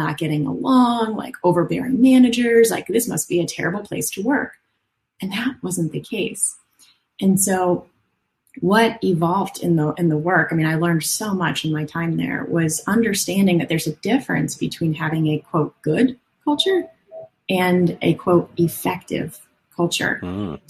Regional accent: Phoenix, Arizona, United States; So I came from Phoenix, Arizona, over to Orlando, Florida, and I studied organizational psychology for another 5 or 6 years after undergrad

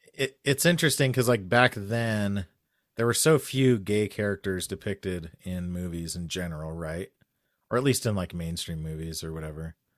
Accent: Albuquerque, New Mexico, United States; I grew up in Albuquerque

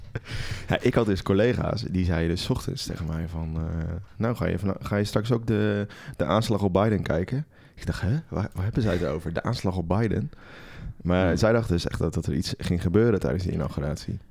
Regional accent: Netherlands; wij in Nederland

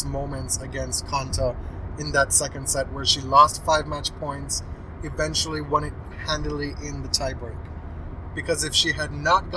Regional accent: Jamaica; now in Canada; I grew up in Jamaica. I live in Canada now.

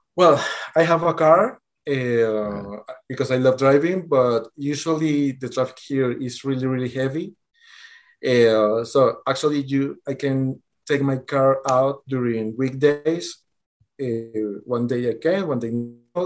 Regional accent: Venezuela; moved away as an adult; also born or lived in Colombia; now in Bogota, Colombia; I was born in Venezuela, but currently I'm living in Colombia

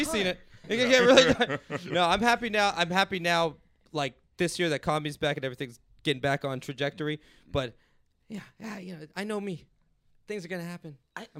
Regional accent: New York, United States; Like, nah, I don't need to, because I'm from New York.

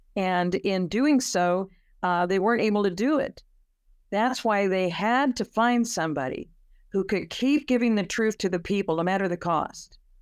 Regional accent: California, United States; I'm from California

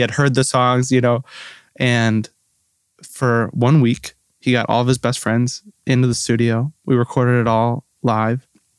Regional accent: New Berlin, Wisconsin, United States; moved away as an adult; now in Nashville, United States; I'm from New Berlin, Wisconsin, which is right outside Milwaukee.

